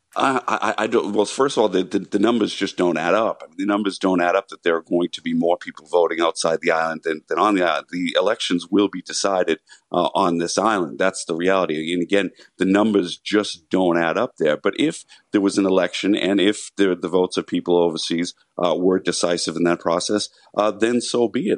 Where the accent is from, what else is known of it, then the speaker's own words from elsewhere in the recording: United States; moved away as an adult; now in Ireland; I'm an American who's lived in Ireland for more than twenty years. I still love my country. I still identify as American